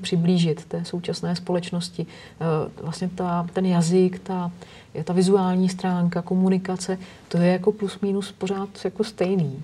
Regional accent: Nymburk, Central Bohemian Region, Czechia; pocházím z Nymburka, protože prostě jsem vyrůstala ve, střínu, ve stínu postřižinského pivovaru

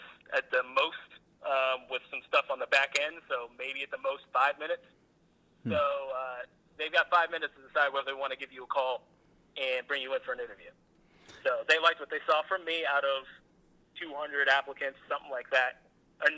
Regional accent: Florida, United States; moved away as an adult; also born or lived in Macon, Georgia; back home to the state of Florida

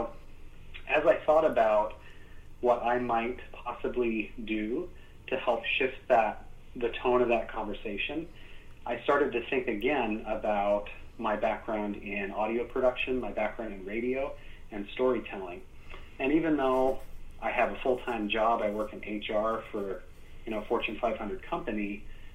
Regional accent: Utah, United States; I was born in Utah

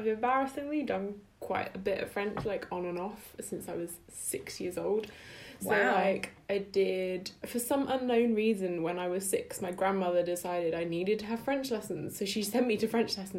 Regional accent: England, United Kingdom; first language English; moved away as an adult; now in Paris, France; I'm English.

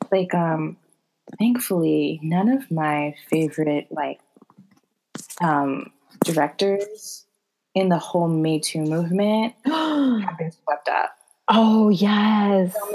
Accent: Bronx, New York, United States; I'm from the Bronx.

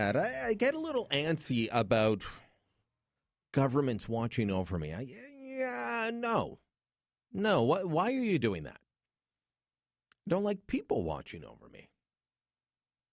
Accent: Hamilton, Ontario, Canada; I grew up in Hamilton

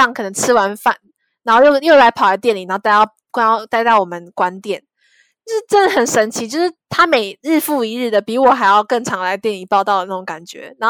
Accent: Zhongli, Taoyuan, Taiwan; 因为我在桃园，我我是桃园人，我算中坜人，反正我在桃园那边的。

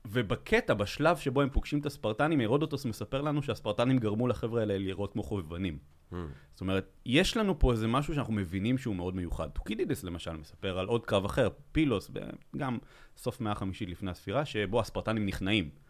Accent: Belgium; moved away; אני מבלגיה בכלל

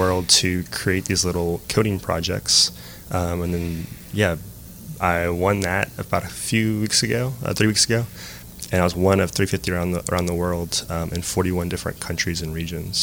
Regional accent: Lafayette, Louisiana, United States; I grew up here in Lafayette. Went to Lafayette High School

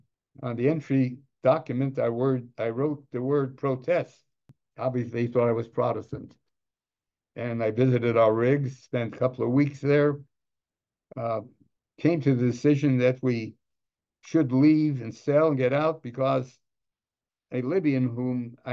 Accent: Los Angeles, California, United States; I came from the wrong side of the tracks. I was a kid from Boyle Heights.

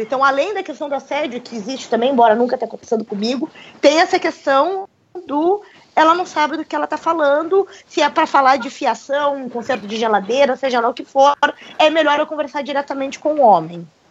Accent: Brazil; now in Russia; eu falando como brasileira

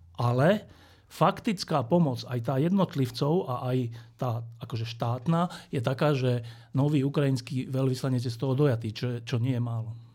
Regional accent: Košice, Košice Region, Slovakia; Ja som z Košic

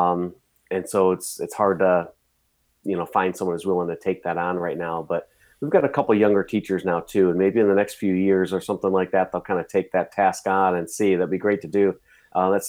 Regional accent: Cleveland, Ohio, United States; I grew up in the Cleveland area

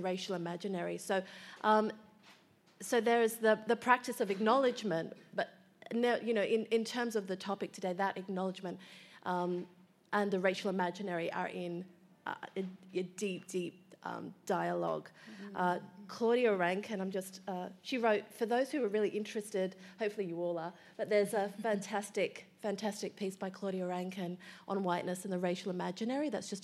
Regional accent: Melbourne, Victoria, Australia; So I was born in Melbourne to two migrant parents

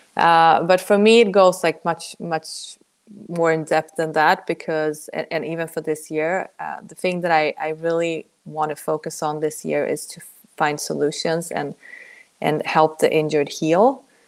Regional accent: Sweden; moved away as an adult; also born or lived in Poland; now in United States; my origins are Polish, actually, but I grew up in Sweden.

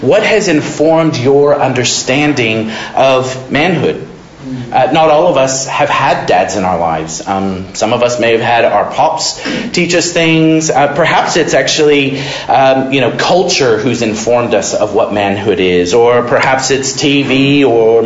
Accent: Modesto, California, United States; I grew up in Modesto, California

